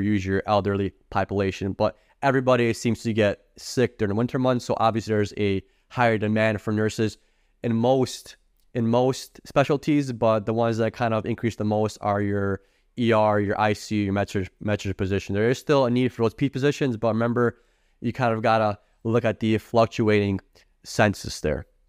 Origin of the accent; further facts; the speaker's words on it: Illinois, United States; I'm from Illinois